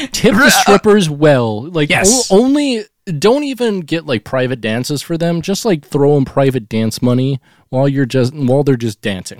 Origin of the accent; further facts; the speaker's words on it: Seattle, Washington, United States; And he's going to love me because I'm the rocker from Seattle.